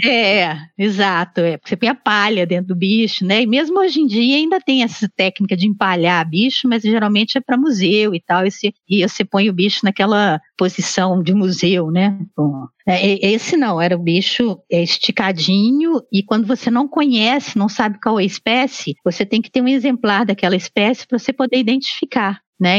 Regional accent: Belo Horizonte, Minas Gerais, Brazil; moved away as an adult; eu cresci em Belo Horizonte e fiz minha graduação em biologia em Belo Horizonte

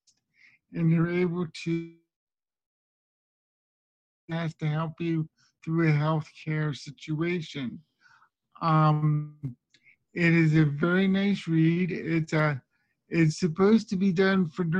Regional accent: Las Vegas, Nevada, United States; I'm from Las Vegas.

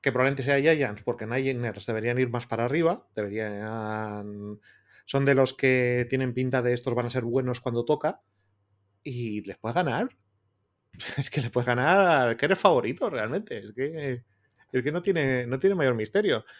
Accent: Bilbao, Basque Country, Spain; siendo bilbaíno

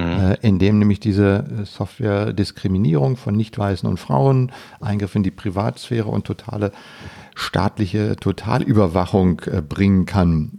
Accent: Germany

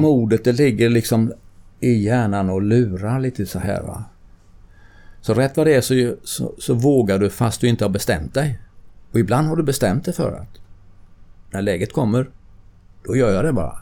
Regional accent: Sweden

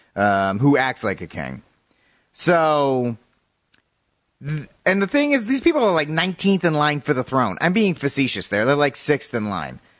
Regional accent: United States; I'm an, I'm American.

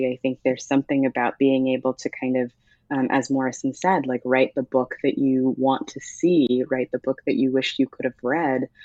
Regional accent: Ghana; also born or lived in United States; I am Ghanaian, um, but often felt as though I wasn't Ghanaian enough for Ghanaians. Um, I am uh, American

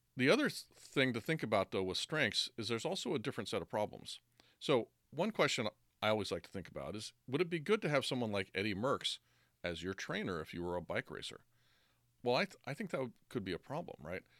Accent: United States; I'm American

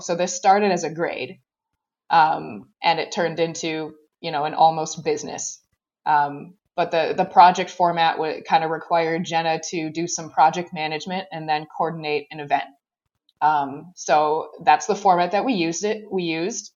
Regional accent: Racine, Wisconsin, United States; also born or lived in Eau Claire, Wisconsin; I joined the club junior program. Um, and that was in, in Racine, Wisconsin.

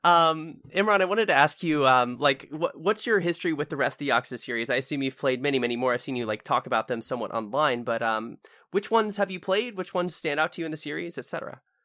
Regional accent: United States; as an American

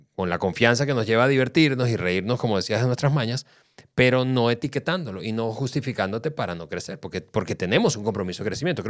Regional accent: Venezuela; somos los venezolanos

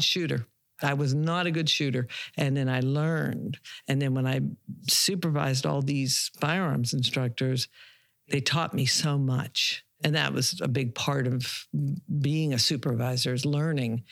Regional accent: Pittsburgh, Pennsylvania, United States; moved away as an adult; also born or lived in Savannah, Georgia / Darien, Georgia / Beaver County, Pennsylvania; now in Pine Island, United States; originally I am from Pittsburgh, Pennsylvania

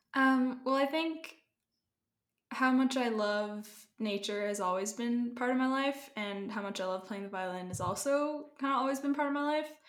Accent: Canada; now in Colorado, United States; I'm originally from Canada.

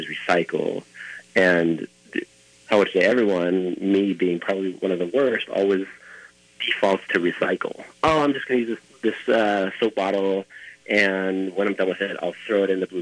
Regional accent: Easter Island, Valparaíso, Chile; now in Minneapolis, United States; When I grew up there, I mean, when I was really young, we had one flight, maybe 2 or 3 weeks

